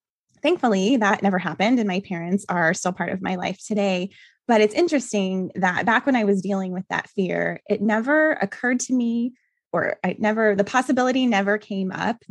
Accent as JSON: {"language": "English", "region": "New Mexico", "country": "United States", "tie": "born or raised there", "lives_now": "Phoenix, United States", "said": "I currently live in Phoenix, Arizona, but I grew up in New Mexico with my parents, and I have a younger brother who is 2 years younger than I am."}